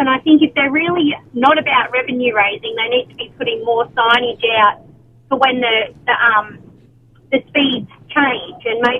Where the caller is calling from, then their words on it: Maitland, New South Wales, Australia; Well, Maitland at the moment.